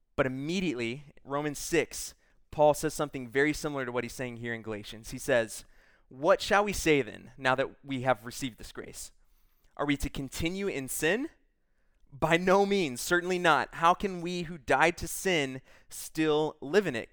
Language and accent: English; Texas, United States; I'm from Texas